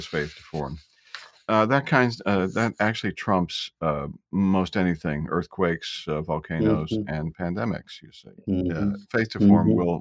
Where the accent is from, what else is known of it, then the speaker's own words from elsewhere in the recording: Cleveland, Ohio, United States; growing up in Cleveland back in the 50s